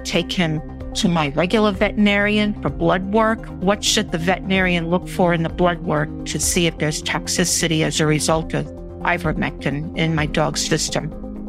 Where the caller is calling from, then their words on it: South Carolina, United States; I'm calling from South Carolina.